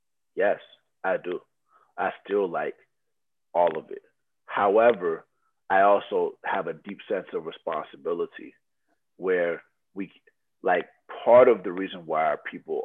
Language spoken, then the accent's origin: English; Loma Linda, California, United States; born there; So I was born in Loma Linda, California, where people live for hundreds of years, right?